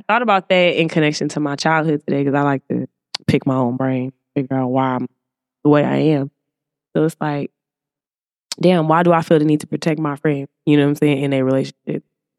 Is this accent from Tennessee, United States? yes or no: no; Alexandria, Louisiana, United States; I'm from the South. Like Louisiana, you know, deep Alexandria, Louisiana.